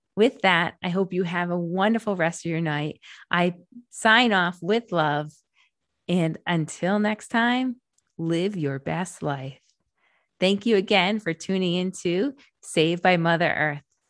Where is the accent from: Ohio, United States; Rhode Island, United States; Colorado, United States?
Rhode Island, United States; moved away as an adult; also born or lived in Massachusetts; I drove back to the East Coast to Rhode Island to my home state